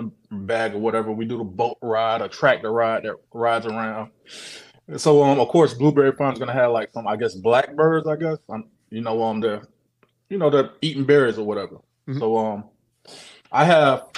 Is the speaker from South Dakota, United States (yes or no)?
no; Orlando, Florida, United States; I'm actually from Orlando